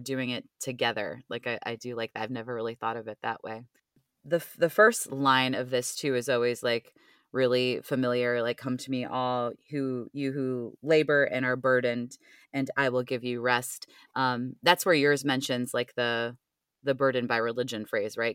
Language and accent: English; Cleveland, Ohio, United States; moved away; I grew up in Cleveland